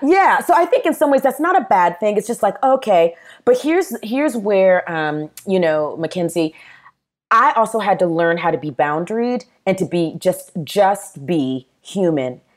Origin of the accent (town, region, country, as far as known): Charleston, South Carolina, United States; born or raised there; also born or lived in Nashville, Tennessee / Murfreesboro, Tennessee